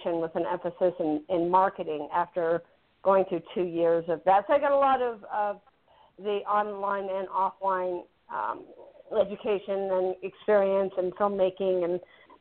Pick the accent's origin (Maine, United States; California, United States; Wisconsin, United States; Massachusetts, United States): California, United States; San Francisco; I was born in San Francisco